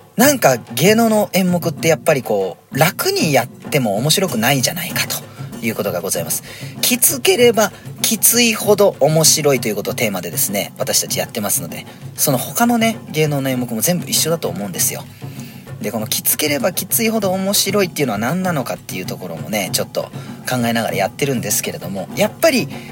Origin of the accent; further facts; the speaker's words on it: Iwaki, Fukushima, Japan; accent: Iwaki dialect (Fukushima dialect); now in Sado, Japan; 福島弁っていうか、まあ、いわき弁なのかな？でも、やっぱ佐渡にいると、いわき弁はなかなか出ないですよね